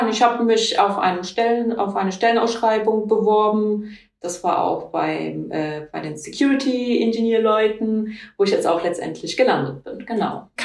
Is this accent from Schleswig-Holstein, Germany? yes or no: no; Kaiserslautern, Rhineland-Palatinate, Germany; Ich bin ja hier in Kaiserslautern geboren, aufgewachsen, habe hier auch die Schule absolviert